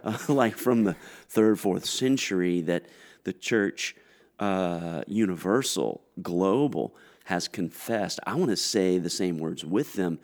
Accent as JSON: {"language": "English", "town": "Greensboro", "region": "North Carolina", "country": "United States", "said": "I'm from Greensboro, North Carolina"}